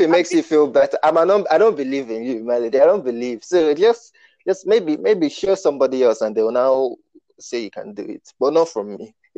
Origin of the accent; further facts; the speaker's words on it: Nigeria; I was born in Nigeria